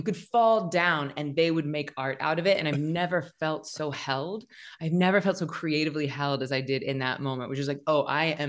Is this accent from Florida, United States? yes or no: yes; Tallahassee, Florida, United States; I'm basically from Floribama, and it was outrageously talented teachers and community. And I got to study voice and dance and acting since fourth grade. And then my high school in Tallahassee, Florida